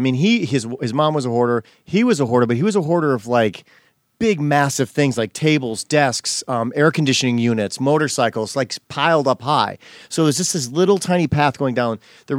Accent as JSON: {"language": "English", "region": "Wisconsin", "country": "United States", "tie": "born or raised there", "also_born_or_lived": "Illinois", "moved": "yes", "lives_now": "Los Angeles, United States", "said": "I'm from Wisconsin. I grew up, was born in Illinois, had a neighborhood, moved to Wisconsin, had a neighborhood"}